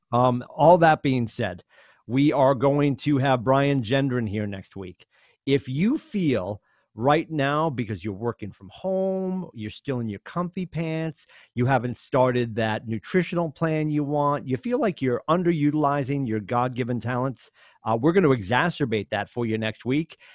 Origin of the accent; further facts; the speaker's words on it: Chelmsford, Massachusetts, United States; I grew up in Chelmsford, Mass.